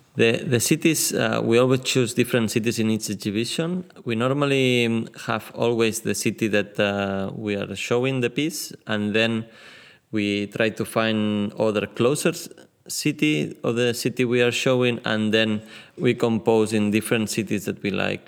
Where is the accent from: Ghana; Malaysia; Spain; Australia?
Spain; Barcelona, Catalonia; now in Tallinn, Estonia; I am from Barcelona, but I live also in, in Tallinn